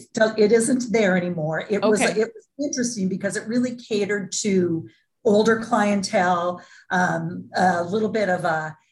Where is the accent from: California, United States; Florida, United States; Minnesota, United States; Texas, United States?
Minnesota, United States; Duluth; I was born and raised in Duluth, Minnesota, small town in Minnesota.